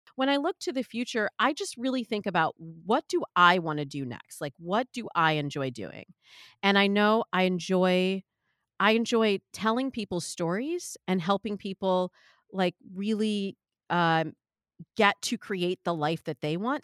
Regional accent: Midwest, United States; I'm from the Midwest

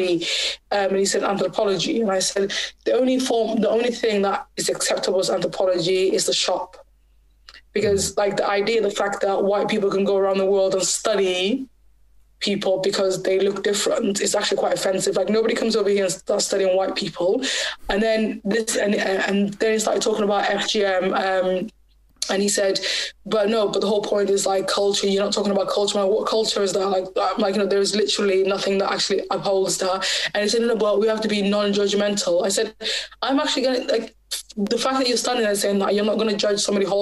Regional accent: Bristol, South West England, United Kingdom; also born or lived in Somaliland; I was from Bristol

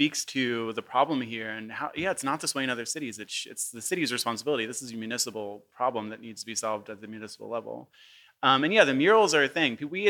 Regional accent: Philadelphia, Pennsylvania, United States; I grew up in Fishtown, not too far from here. I went to Adair Elementary and then Central. And then Central kicked me out. And so I graduated from Kensington.

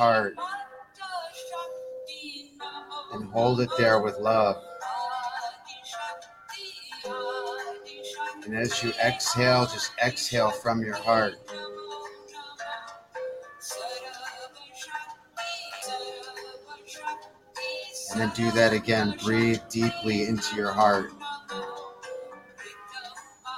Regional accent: Detroit, Michigan, United States; moved away; I'm from Detroit

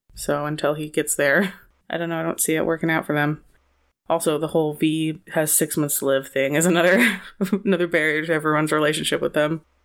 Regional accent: California, United States; me being from California, having a cowboy festival in my hometown every freaking year

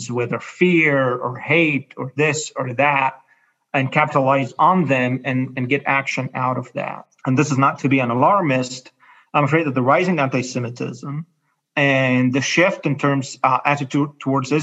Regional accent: Cairo, Cairo Governorate, Egypt; I grew up in Cairo in Egypt

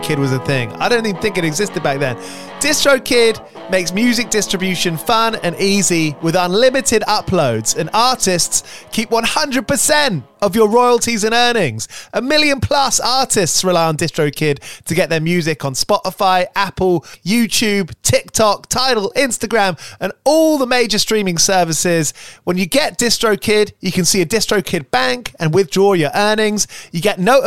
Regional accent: Watford, East of England, United Kingdom; where I grew up in Watford

